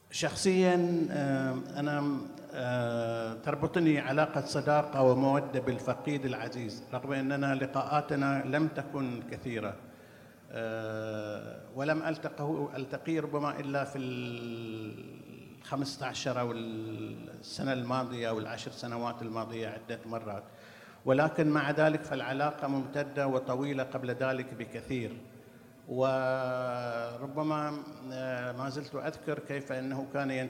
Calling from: Bahrain; أنا طبعا أحييكم من البحرين أنقل إليكم تحيات الكثيرين من أهل الثقافة والفكر فيها

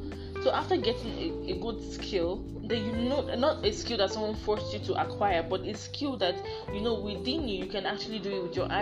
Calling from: Lagos, Nigeria; I'm talking from Lagos State, Nigeria.

